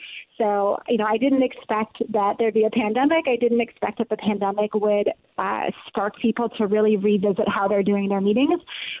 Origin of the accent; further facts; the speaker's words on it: Akron, Ohio, United States; born there; now in Brooklyn, United States; I was born in Akron, Ohio. Did a little tour of the Midwest, a little time in Europe, and then came to New York 13 years ago.